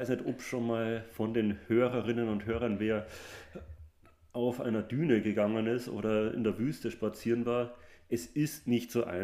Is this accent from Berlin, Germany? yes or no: no; Munich, Bavaria, Germany; ich komme ja aus München ursprünglich.